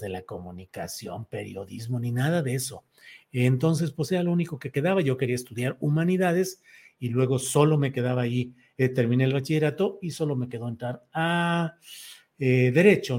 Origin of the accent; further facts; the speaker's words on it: San Luis Potosí, Mexico; moved away; also born or lived in Torreón, Coahuila; mis papás se fueron a San Luis, ahí crecí, ahí viví